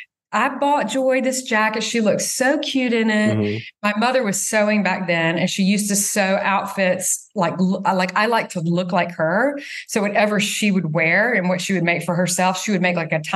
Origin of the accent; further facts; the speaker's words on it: the South, United States; growing up in the South, I had a Southern mother